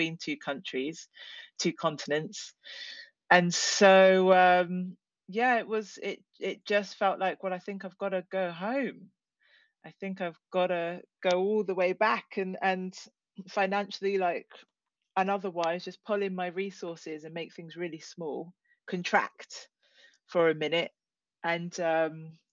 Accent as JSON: {"language": "English", "town": "Penzance", "region": "South West England", "country": "United Kingdom", "tie": "born or raised there", "moved": "as an adult", "said": "I grew up here in Cornwall, mainly in Penzance"}